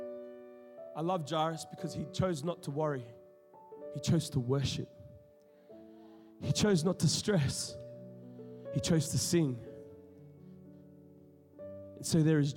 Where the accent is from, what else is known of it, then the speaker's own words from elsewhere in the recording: Sydney, New South Wales, Australia; now in Melbourne, Australia; I'm talking about Western Sydney. We know what's up. You know what I'm saying? I grew up in the hood.